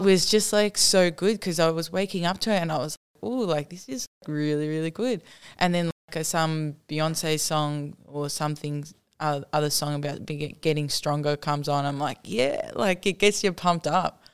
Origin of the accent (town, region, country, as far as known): Australia